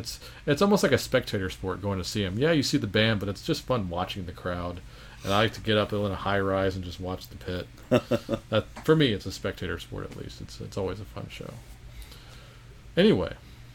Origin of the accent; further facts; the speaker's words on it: Abilene, Texas, United States; moved away; also born or lived in Baton Rouge, Louisiana; I grew up in Abilene, Texas after we moved from Baton Rouge, Louisiana.